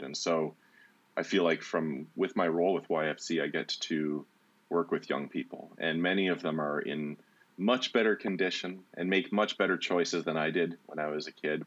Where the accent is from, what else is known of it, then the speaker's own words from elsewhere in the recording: Walkerton, Ontario, Canada; also born or lived in Brantford, Ontario / Hanover, Ontario; I moved to uh, Walkerton when I was 10 years old. My mom remarried, and um, and then it was mostly like I spent my teenage years in Walkerton, Hanover area